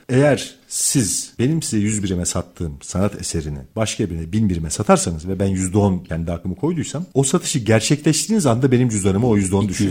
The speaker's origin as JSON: {"language": "Turkish", "country": "Turkey", "said": "ben Türk'üm"}